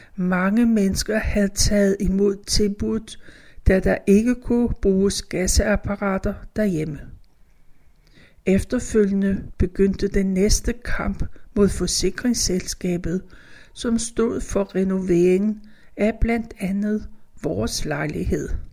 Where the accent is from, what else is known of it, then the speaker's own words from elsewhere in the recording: Copenhagen, Capital Region of Denmark, Denmark; Mine forældre syede fodbolde for Select, så vi havde pumpen derhjemme på Danshøjvej